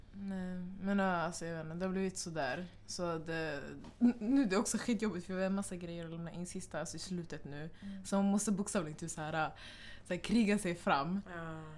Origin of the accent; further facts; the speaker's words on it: Stockholm, Stockholm County, Sweden; vi kommer från Husby